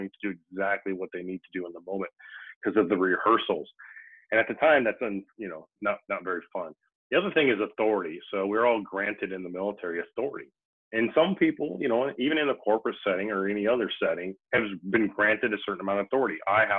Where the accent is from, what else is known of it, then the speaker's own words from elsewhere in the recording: Midwest, United States; I'm from the Midwest, and I always say guys, but I mean everybody